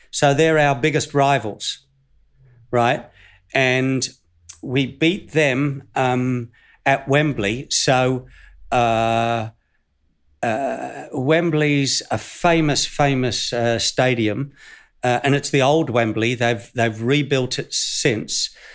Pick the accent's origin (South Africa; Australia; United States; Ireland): Australia; Northern New South Wales; moved away; I'm from Northern New South Wales, Australia.